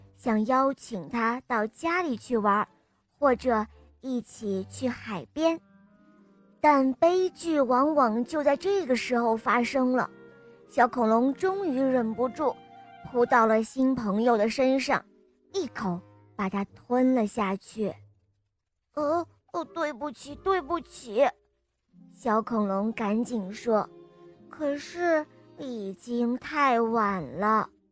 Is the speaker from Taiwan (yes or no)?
no; Shijiazhuang, Hebei, China; 我来自石家庄